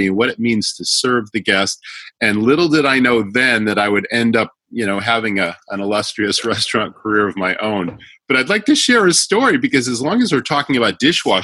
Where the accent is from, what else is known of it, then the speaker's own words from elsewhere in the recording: Western Massachusetts, United States; I grew up in Western Massachusetts